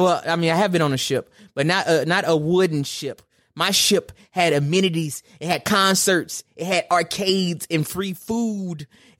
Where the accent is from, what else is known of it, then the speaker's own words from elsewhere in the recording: Gulf Coast, United States; I'm from the Gulf Coast